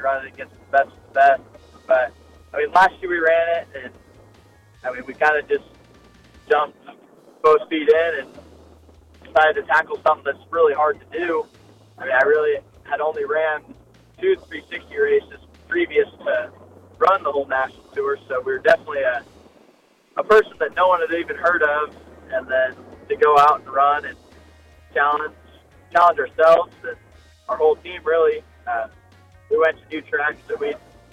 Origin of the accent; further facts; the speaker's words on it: Quinter, Kansas, United States; I am from a small town in western Kansas called Quinter